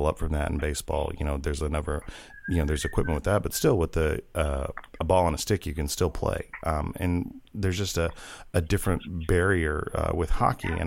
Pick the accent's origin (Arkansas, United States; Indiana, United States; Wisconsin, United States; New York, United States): Arkansas, United States; I grew up in the Deep South, and I grew up in Arkansas in the mid-70s and throughout the 80s.